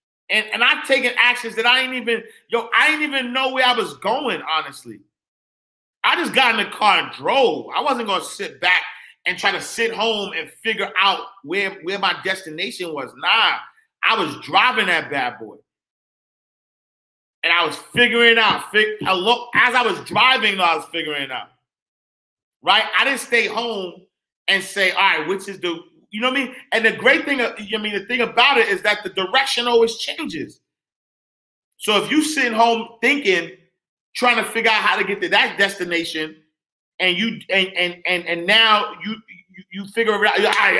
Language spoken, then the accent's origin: English; Senegal; By the way, I'm originally from Senegal. Fat shout, Senegal in the building.